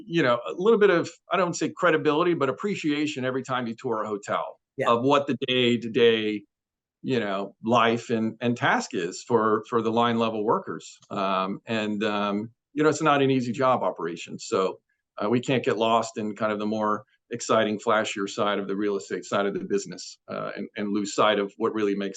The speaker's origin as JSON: {"language": "English", "region": "Tennessee", "country": "United States", "tie": "born or raised there", "moved": "yes", "lives_now": "London, United Kingdom", "said": "growing up in Tennessee"}